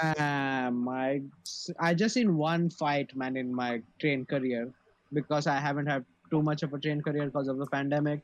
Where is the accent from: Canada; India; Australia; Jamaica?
India; I, as an Indian